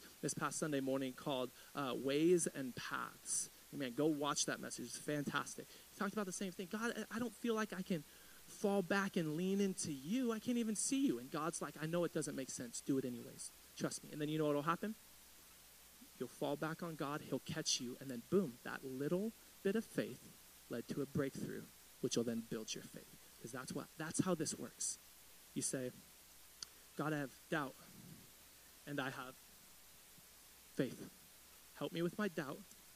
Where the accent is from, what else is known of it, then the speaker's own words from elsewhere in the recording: United States; I grew up in East Riverside